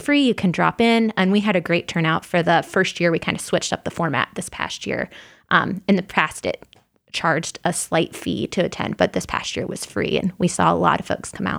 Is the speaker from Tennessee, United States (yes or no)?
no; Illinois, United States; now in Indiana, United States; I grew up in Illinois, so not in Indiana